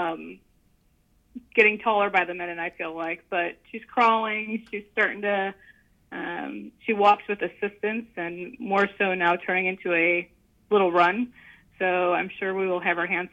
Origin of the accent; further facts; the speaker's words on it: Northwestern Indiana, United States; moved away as an adult; also born or lived in San Antonio, Texas; now in Dallas, United States; I'm originally from Northwestern Indiana